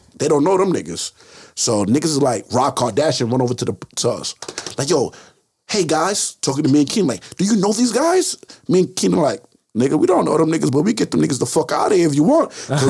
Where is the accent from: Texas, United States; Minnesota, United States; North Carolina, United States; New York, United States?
New York, United States; We like, yo, we from Baltimore. I'm from New York. But New York already got too much praise.